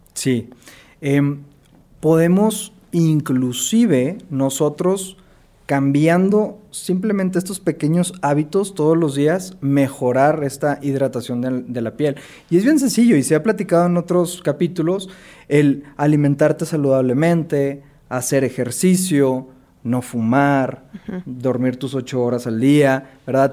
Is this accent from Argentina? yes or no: no; Monterrey, Nuevo León, Mexico; yo soy de Monterrey, soy dermatólogo y cirujano dermatólogo